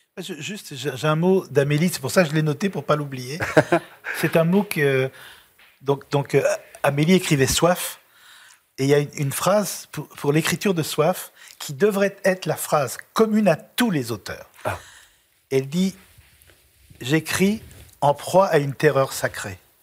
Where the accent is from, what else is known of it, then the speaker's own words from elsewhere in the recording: Lyon, Auvergne-Rhône-Alpes, France; now in Paris, France; je suis un petit lyonnais